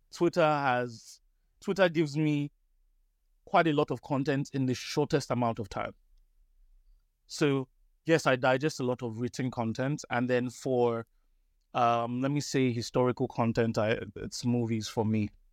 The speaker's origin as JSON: {"language": "English", "country": "Nigeria", "said": "I'm Nigerian."}